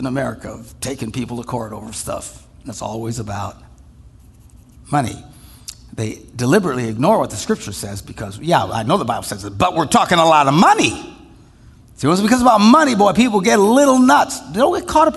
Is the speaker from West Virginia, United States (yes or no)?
no; Wisconsin, United States; we're from Wisconsin